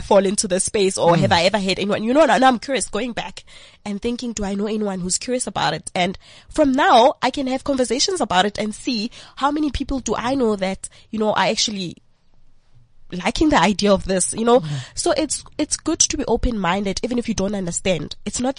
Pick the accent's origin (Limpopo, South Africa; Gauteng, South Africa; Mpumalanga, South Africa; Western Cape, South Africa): Gauteng, South Africa; Vosloorus; In a township called Vosloorus.